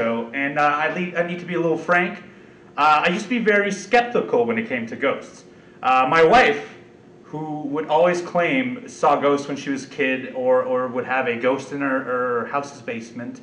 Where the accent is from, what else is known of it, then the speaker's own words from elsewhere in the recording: Canada; we're from Canada